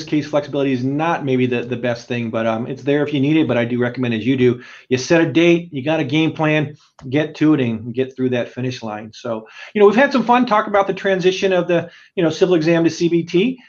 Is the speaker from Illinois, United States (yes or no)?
no; Southern California, United States; I'm from Southern California. I grew up a Laker fan